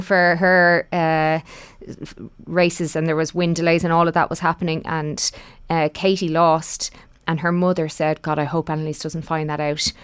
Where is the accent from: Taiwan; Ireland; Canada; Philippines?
Ireland; all of us of, of, as Irish people